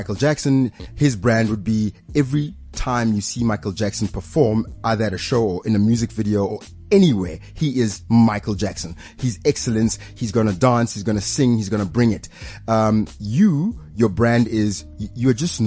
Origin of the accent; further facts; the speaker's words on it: Pretoria, Gauteng, South Africa; I grew up in Pretoria.